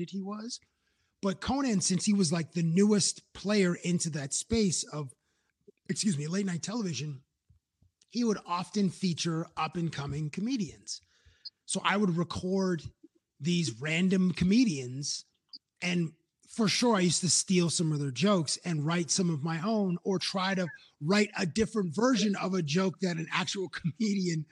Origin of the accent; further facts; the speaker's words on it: Toronto, Ontario, Canada; also born or lived in Cambridge, Ontario; I'm originally from Toronto and I still had friendships. We moved from Toronto to Cambridge when I was 12